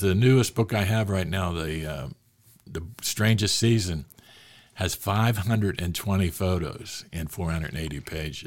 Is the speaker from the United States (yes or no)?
yes; Pittsburgh, Pennsylvania, United States; I grew up in Hazelwood section of Pittsburgh, the inner city of Pittsburgh